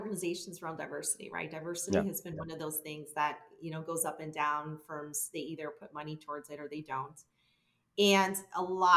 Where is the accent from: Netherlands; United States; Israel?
United States; Chicago, Illinois; I'm born and raised in Chicago in La Villita, little village